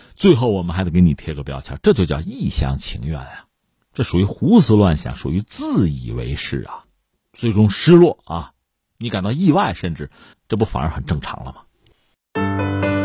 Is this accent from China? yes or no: yes; China; 我们中国人自己